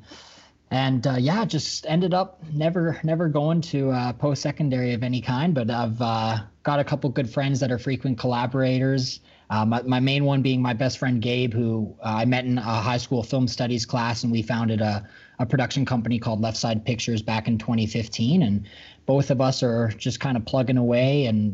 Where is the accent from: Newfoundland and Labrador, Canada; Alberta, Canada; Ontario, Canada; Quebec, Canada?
Alberta, Canada; Calgary; So I've been born and raised in Calgary. This has always been home for me.